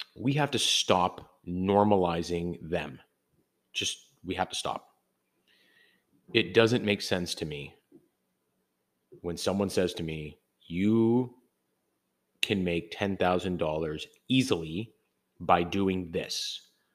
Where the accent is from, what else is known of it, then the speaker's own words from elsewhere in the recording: Canada; I am from Canada